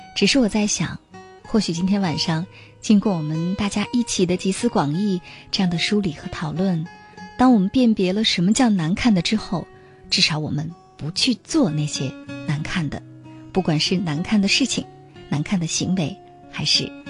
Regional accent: China; 我们中国人

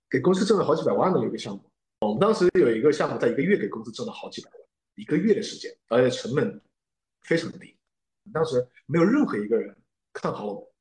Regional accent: Wuhan, Hubei, China; moved away; 回到了自己的家乡之后，因为我是武汉人

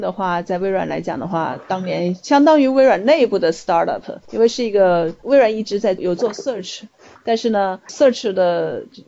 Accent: China; 我们中国人讲的这种狼性

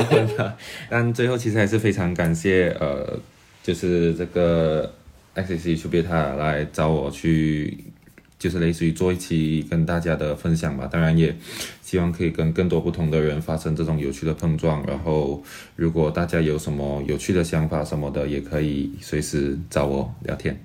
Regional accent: Kuala Lumpur, Federal Territory of Kuala Lumpur, Malaysia; first language Mandarin Chinese; moved away as an adult; now in Xiamen, China; 我永远是优先把自己看作马来西亚人。当然，因为马来西亚是一个生活养我的地方

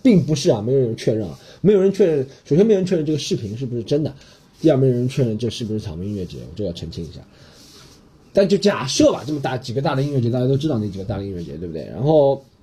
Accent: Shanghai, China; 我先用上海话说，让她知道我是个上海人

